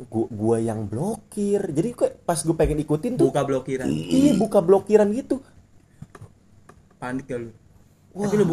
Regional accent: Jakarta, Indonesia; dia nyadar kan gue bilang gue dari Jakarta

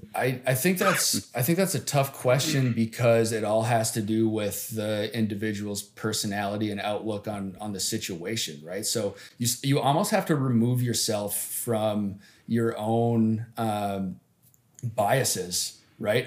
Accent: Upper Peninsula of Michigan, United States; also born or lived in Detroit; I'm from the Upper Peninsula of Michigan, where I grew up playing hockey outdoors all the time.

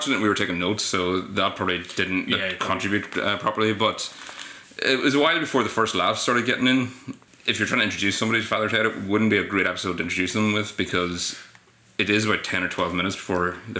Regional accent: Omagh, Northern Ireland, United Kingdom; I'm from Omagh.

